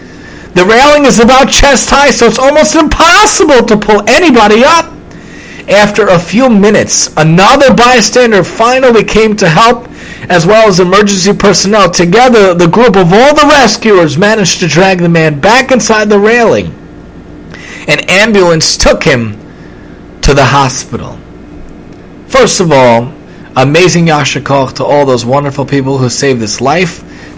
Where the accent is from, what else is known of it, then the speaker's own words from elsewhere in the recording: New York City, New York, United States; moved away; I'm from Staten Island originally